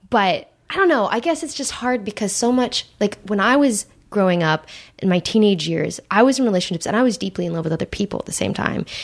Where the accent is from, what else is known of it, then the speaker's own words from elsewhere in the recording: Santa Monica, California, United States; I grew up in Santa Monica